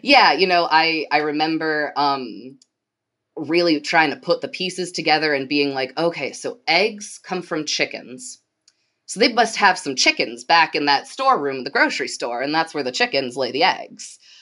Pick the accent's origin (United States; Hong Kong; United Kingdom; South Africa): United States; Portage, Michigan; moved away as an adult; also born or lived in Kalamazoo, Michigan / Washington, D.C.; I grew up in Portage, which is the city right to the south of Kalamazoo